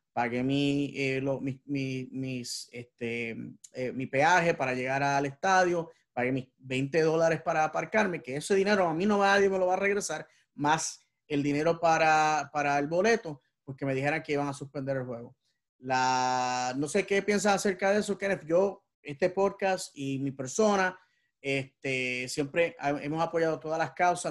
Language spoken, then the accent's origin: Spanish; Puerto Rico; yo soy puertorriqueño, soy negro y soy judío